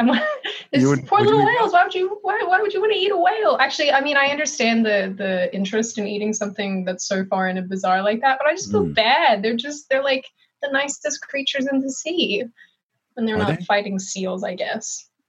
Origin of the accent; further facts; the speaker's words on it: Melbourne, Victoria, Australia; accent: hybrid; I was born and raised in Melbourne, Australia. My mom is American, which is why I have this hybrid jacked accent.